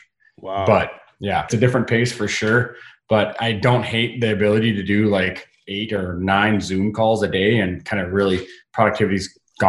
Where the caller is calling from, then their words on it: Calgary, Alberta, Canada; I'm in Calgary, Alberta.